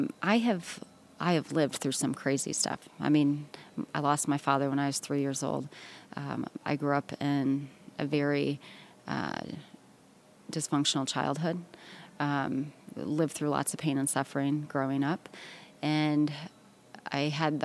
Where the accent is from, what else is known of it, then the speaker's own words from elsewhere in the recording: Midwest, United States; now in the Carolinas, United States; We're from the Midwest originally.